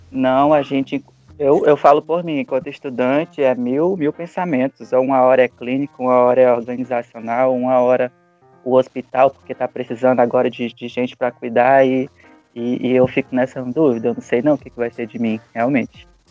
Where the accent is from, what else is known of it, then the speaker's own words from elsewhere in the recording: Rio Branco, Acre, Brazil; E eu sou natural daqui de Rio Branco mesmo